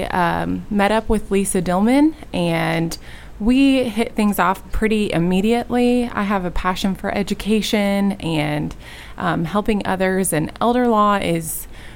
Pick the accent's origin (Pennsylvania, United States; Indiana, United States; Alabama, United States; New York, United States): Indiana, United States; Indianapolis; I grew up on the west side of Indianapolis, and some of my life I did spend in northern Indiana, but the most of it was in the west side of Indianapolis